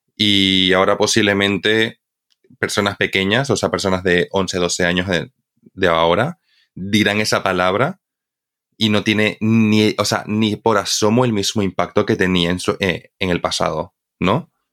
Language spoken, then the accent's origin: Spanish; Bolivia; now in Spain; cuando yo era pequeño, yo vivía en Bolivia. Entonces, para mí, como boliviano